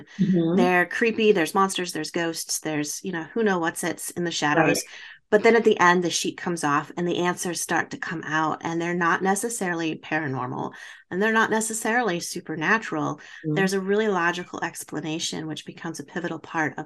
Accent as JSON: {"language": "English", "town": "Baraboo", "region": "Wisconsin", "country": "United States", "tie": "born or raised there", "said": "a theater in my hometown that Al Ringling from the Ringling Brothers Circus built"}